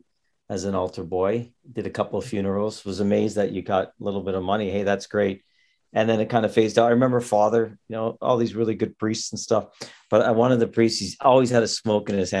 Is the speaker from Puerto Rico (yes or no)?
no; Toronto, Ontario, Canada; Italian Canadians were the predominant culture in our area growing up in Toronto.